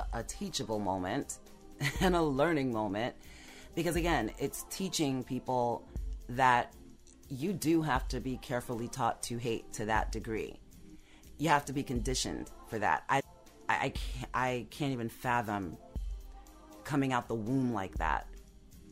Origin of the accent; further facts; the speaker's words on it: United States; I'm still American